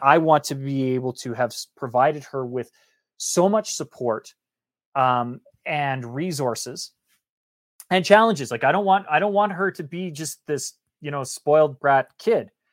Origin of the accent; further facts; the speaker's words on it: Canada; I grew up in Canada.